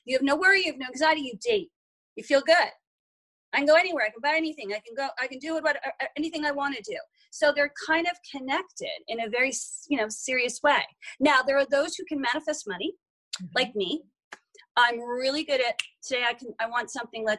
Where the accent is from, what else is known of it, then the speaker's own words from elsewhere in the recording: Short Hills, New Jersey, United States; now in Los Angeles, United States; I grew up in Short Hills, New Jersey, one of the wealthiest suburbs on the East Coast